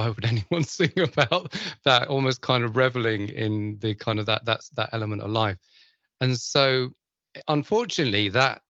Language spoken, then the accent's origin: English; London, United Kingdom; I grew up in London